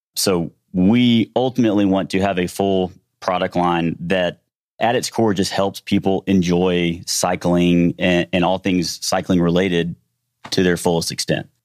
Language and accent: English; Shreveport, Louisiana, United States; moved away as an adult; also born or lived in Houston; We were born and raised in Shreveport, Louisiana